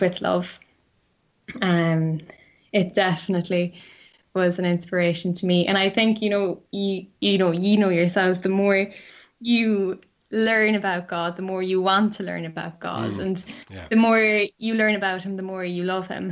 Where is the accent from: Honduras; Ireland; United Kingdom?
Ireland; Cork, Munster; moved away as an adult; now in Dublin, Ireland; I'm from Cork